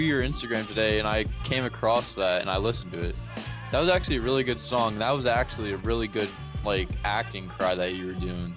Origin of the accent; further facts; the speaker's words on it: New Jersey, United States; now in Pennsylvania, United States; I'm from Jersey, but I'm living in Pennsylvania now.